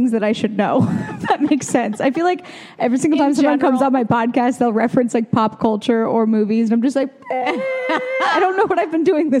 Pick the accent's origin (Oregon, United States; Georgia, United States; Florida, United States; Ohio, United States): Oregon, United States; I'm from Oregon. I have a bit of a speech impediment, but no accent.